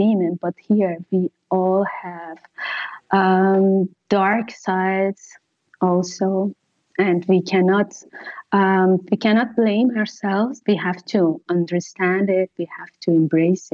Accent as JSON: {"language": "English", "country": "Iran", "tie": "born or raised there", "moved": "as an adult", "lives_now": "Italy", "said": "as a woman that I grew up in Iran"}